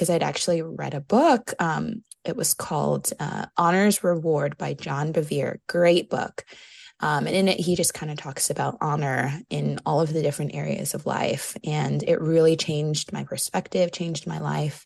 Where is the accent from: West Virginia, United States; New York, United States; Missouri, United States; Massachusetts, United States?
New York, United States; moved away as an adult; now in South Carolina, United States; I'm originally from New York